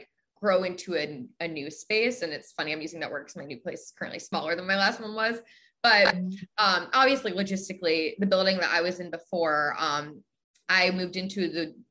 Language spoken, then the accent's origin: English; New Jersey, United States; moved away as an adult; also born or lived in Pennsylvania; now in Chicago, United States; I'm from the East Coast. Originally, I'm from New Jersey.